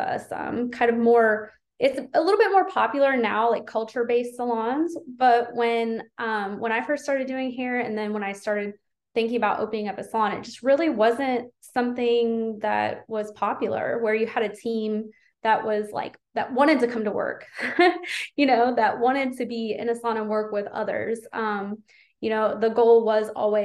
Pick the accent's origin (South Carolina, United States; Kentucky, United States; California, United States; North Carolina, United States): Kentucky, United States; Louisville; I'm from Louisville, Kentucky in the US, and I am a salon owner